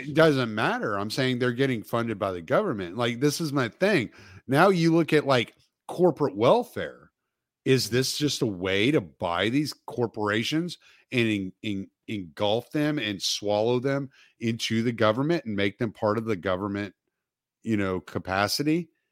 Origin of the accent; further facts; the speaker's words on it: the South, United States; I'm from the South, so we pronounce the L.